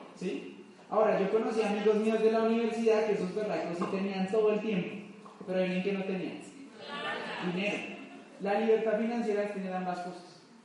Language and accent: Spanish; Bogotá, Colombia; soy de Bogotá, de una familia común y corriente, normalita.